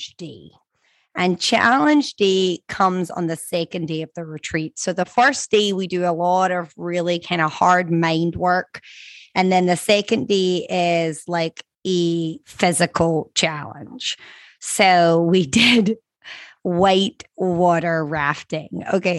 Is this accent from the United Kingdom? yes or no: yes; Scotland, United Kingdom; now in Florida, United States; I'm from Scotland. We don't learn to swim until we're like 15 years old, okay? Whereas now that I live in Florida